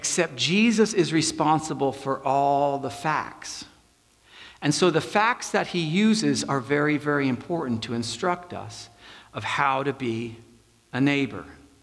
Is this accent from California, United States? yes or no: yes; Pasadena, California, United States; also born or lived in New Jersey; we move to Pasadena. And we have no money. And so I am in the public school, and in 5th, 6th, 7th, and 8th grade